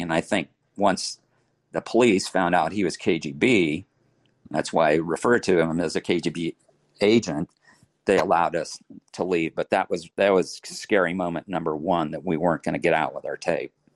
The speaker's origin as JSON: {"language": "English", "region": "Kansas", "country": "United States", "said": "I'm from Kansas and I'm in a foreign country"}